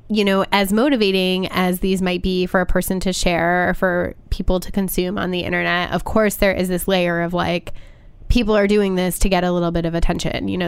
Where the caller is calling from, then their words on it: New Jersey, United States; I am calling from New Jersey. From oh, right across the right across the river.